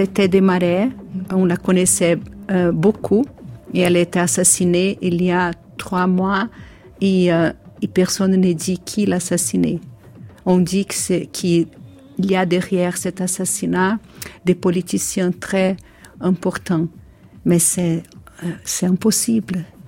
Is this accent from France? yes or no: no; Brazil; French is a second language; je viens du Brésil